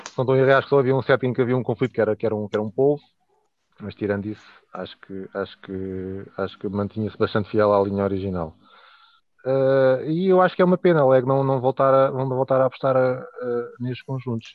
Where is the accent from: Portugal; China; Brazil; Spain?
Portugal; Leiria, Centro; tenho 39 anos, sou de Liria